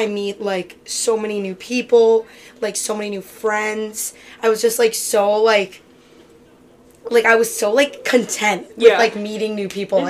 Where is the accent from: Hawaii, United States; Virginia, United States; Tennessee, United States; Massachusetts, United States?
Massachusetts, United States; Lexington; I'm originally from Lex